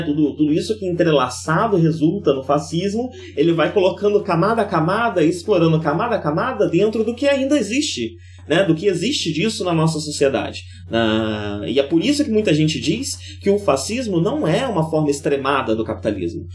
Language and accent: Portuguese; Campos, Brazil; moved away; o bairro que eu cresci em Campos